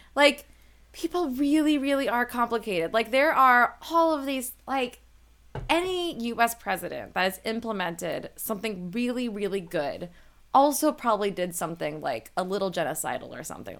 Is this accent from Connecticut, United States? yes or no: yes; New Haven, Connecticut, United States; I'm from the New Haven area